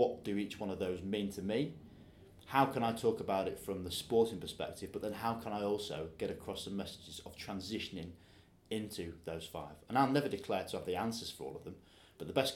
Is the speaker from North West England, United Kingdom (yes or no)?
no; Yorkshire and the Humber, United Kingdom; being a Yorkshireman